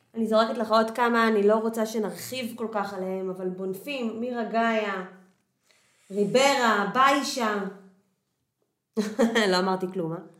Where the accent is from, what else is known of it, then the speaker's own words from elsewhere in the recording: Haifa, Haifa District, Israel; moved away as an adult; also born or lived in Kiryat Motzkin / Tel Aviv / Ramot HaShavim; now in Portugal; אני נולדתי וגדלתי בקריית חי-, נולדתי במוצקין וגדלתי בקריית חיים